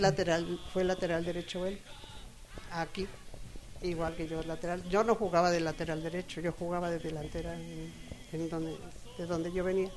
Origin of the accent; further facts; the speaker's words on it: Nicolás Romero, State of Mexico, Mexico; yo soy del Estado de México, en, del municipio de Nicolás Romero